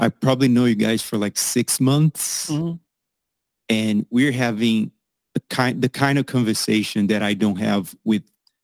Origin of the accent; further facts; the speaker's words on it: Brazil; I'm probably the least Brazilian you've ever